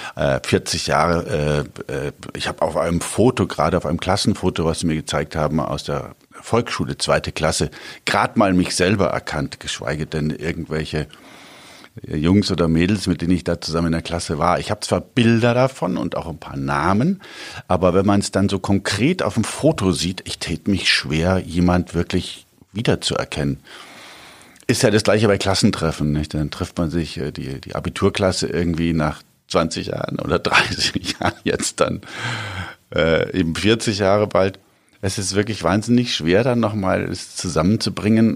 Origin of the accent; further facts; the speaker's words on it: Augsburg, Bavaria, Germany; ich bin auf dem Hof groß geworden